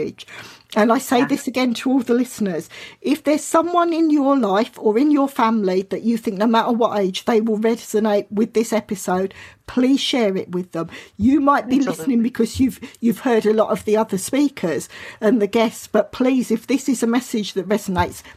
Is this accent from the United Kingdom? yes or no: yes; Southern England, United Kingdom; accent: Southern England; I've got a British accent. I've got a Southern England accent, which some people think it's London, but it was a bit further down